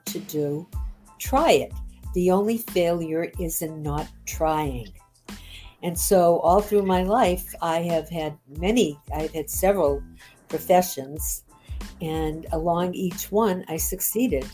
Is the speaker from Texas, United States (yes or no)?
no; Boston, Massachusetts, United States; I grew up in Boston, Mass